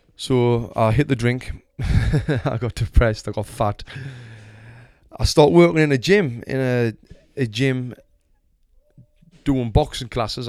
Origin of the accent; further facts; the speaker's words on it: Sunderland, North East England, United Kingdom; moved away as an adult; now in Los Angeles, United States; I was born in Sunderland, Royal Hospital. Lived there since forever until I was, like, twenty-six years old